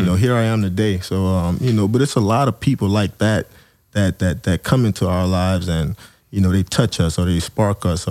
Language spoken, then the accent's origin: English; New Orleans, Louisiana, United States; growing up in New Orleans